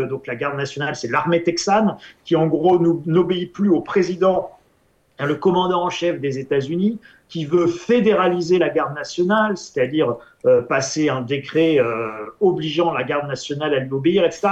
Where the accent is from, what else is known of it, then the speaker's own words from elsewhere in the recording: France; en tant qu'Européen, en tant que Français